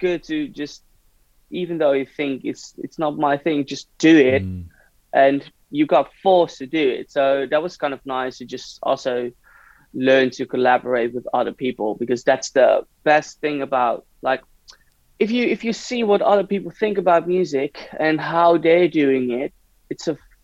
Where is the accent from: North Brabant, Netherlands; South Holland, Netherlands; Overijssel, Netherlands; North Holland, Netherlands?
North Holland, Netherlands; Hilversum; now in Amsterdam, Netherlands; I was from Hilversum